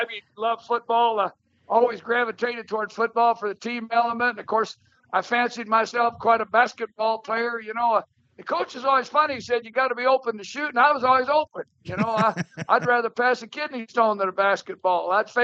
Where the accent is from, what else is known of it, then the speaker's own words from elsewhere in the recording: Lincoln, Nebraska, United States; moved away; also born or lived in Grand Island, Nebraska / Maryville, Missouri / Montana; I grew up in Grand Island, Nebraska, out in the central part of the state, and then I moved to Lincoln, Nebraska for junior high and high school, and it coincided with the early 60s